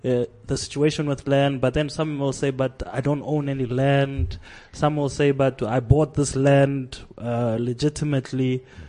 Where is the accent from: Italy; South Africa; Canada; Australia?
South Africa; As a South African